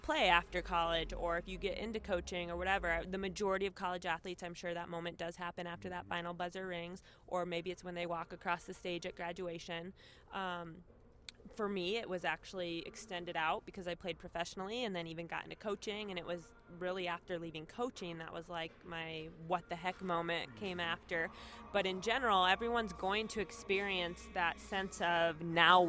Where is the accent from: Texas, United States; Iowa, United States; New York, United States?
Iowa, United States; Sioux City; also born or lived in Israel; I am originally from Sioux City, Iowa. Went to Sioux City North High School